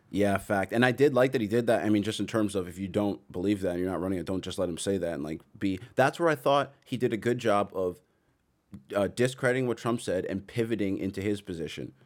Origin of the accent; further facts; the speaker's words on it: Toronto, Ontario, Canada; I'm from Toronto